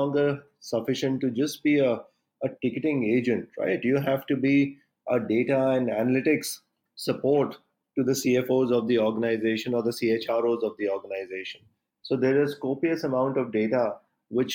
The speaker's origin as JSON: {"language": "English", "country": "India"}